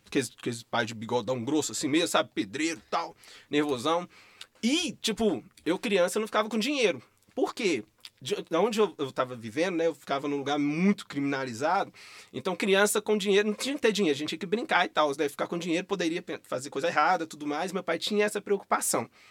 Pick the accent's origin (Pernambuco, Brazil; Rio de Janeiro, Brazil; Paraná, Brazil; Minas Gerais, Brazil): Minas Gerais, Brazil; Rio Casca; moved away; also born or lived in Belo Horizonte; eu vim da roça, igual eu falei, eu vim de Rio Casca, interior. E aí eu vim de lá pra cá, aí eu morei numa periferia da região norte de Belo Horizonte, é, no bairro Jardim Leblon, na Vila Polônia por muito tempo